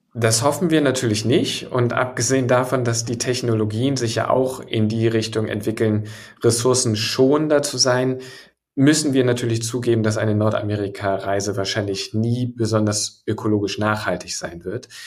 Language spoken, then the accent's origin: German; Hamburg, Germany; als gebürtiger Hamburger schlägt mein Herz schwarz-weiß-blau